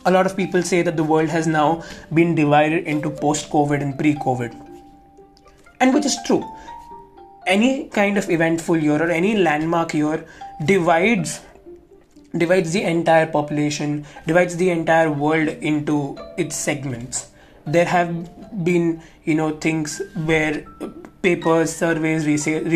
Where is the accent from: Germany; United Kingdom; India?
India; Mumbai, Maharashtra; I am from Mumbai